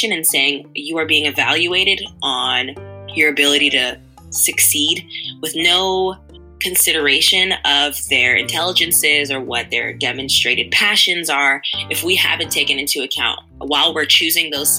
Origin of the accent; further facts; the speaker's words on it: New York City, New York, United States; now in Providence, United States; I'm originally from Queens, New York, and from a predominantly immigrant and low-income neighborhood of Jamaica, Queens. And having grown up there